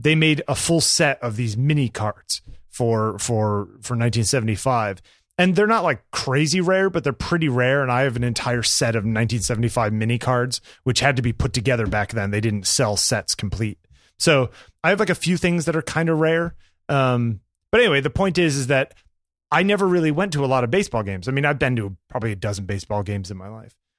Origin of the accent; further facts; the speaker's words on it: New York, United States; I was from New York